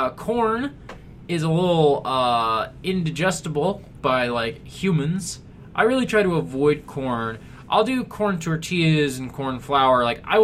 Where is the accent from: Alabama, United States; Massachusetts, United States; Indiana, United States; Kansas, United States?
Kansas, United States; also born or lived in Missouri; I am from Kansas and Missouri, and the Chiefs are my team